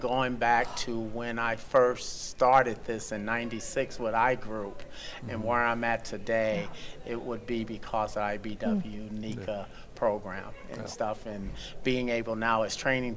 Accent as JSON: {"language": "English", "town": "New Orleans", "region": "Louisiana", "country": "United States", "tie": "born or raised there", "also_born_or_lived": "Los Angeles", "moved": "as an adult", "lives_now": "Las Vegas, United States", "said": "I called New Orleans home. I was born in Los Angeles. Mm-hmm. But high school and college was New Orleans"}